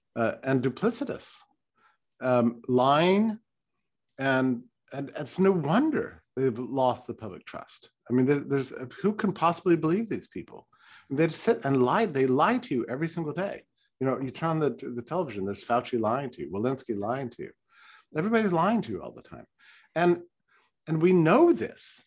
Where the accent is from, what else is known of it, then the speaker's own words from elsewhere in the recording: Texas, United States; I was raised in Texas